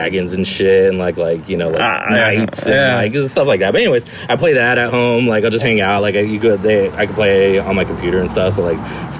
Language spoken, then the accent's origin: English; Chino Hills, California, United States; It's a small suburban town. You know, it's quiet, but I grew up there and I always have an attachment to Chino Hills.